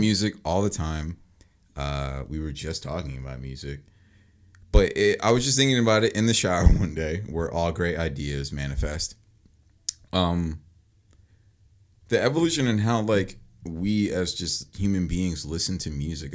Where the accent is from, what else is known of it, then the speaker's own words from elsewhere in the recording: Mount Laurel, New Jersey, United States; I moved from Mount Holly to Mount Laurel